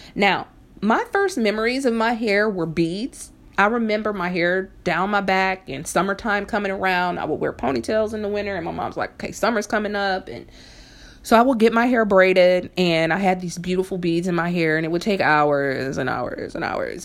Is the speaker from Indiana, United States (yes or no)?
yes; Fort Wayne, Indiana, United States; when I was younger in, in, in Fort Wayne, Indiana, where I'm originally from